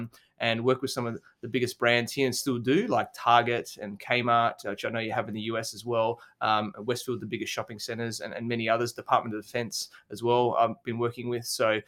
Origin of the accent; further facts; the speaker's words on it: Adelaide, South Australia, Australia; So I grew up in Adelaide, South Australia. So it's a smaller capital city in Australia.